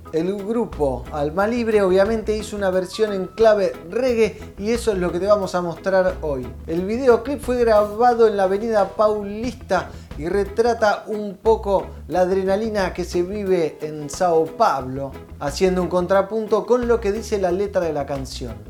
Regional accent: Buenos Aires, Argentina; Nosotros somos de Buenos Aires

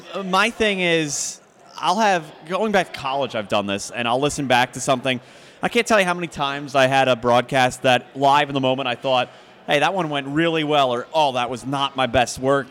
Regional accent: Philadelphia, Pennsylvania, United States; moved away; I grew up in Philadelphia, so I grew up listening to Merrill Reese and Mike Quick

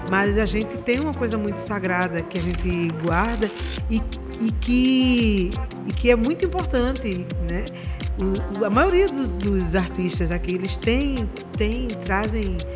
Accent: Recife, Pernambuco, Brazil; E hoje falar que eu sou de Jardim São Paulo traz muita Nossa. força para um bairro que agora está tentando voltar

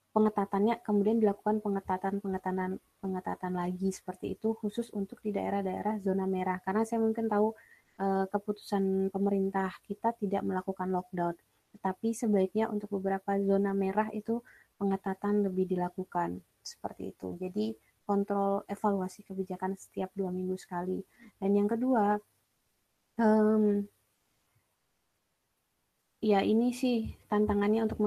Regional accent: West Nusa Tenggara, Indonesia; Nah, yang kedua, karena saya dari NTB, saya dapat beasiswa dari pemerintah NTB itu salah satu kerjasama uh, pemerintah NTB dengan uh, Polandia

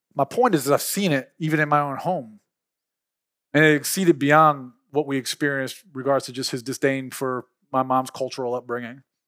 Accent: Philadelphia, Pennsylvania, United States; now in Mississippi, United States; I'm from Philly. We grew up opening up fire hydrants on the street

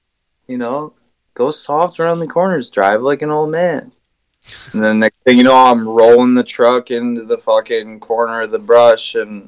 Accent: Texas, United States; I was down in Texas, man.

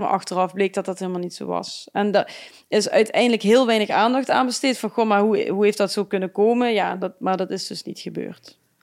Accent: Geleen, Limburg, Netherlands; ik kom uit Geleen.

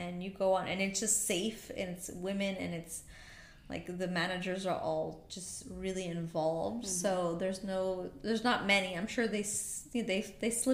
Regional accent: California, United States; moved away as an adult; now in Abu Dhabi, United Arab Emirates; a Californian

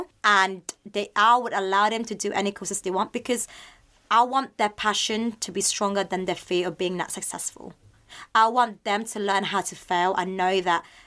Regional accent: Philippines; I'm just being a Filipino

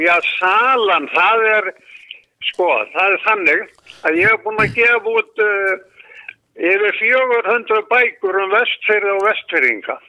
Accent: Iceland; við vorum allast upp í Reykja

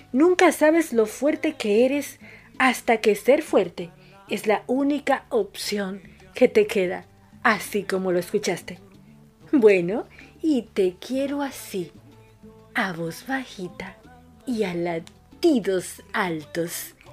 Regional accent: Dominican Republic; now in Buenos Aires, Argentina; mi país

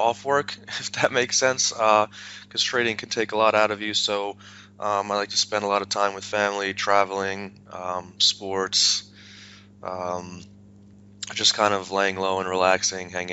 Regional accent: New York, United States; now in Tampa Bay, Florida, United States; originally I'm from New York, born and raised

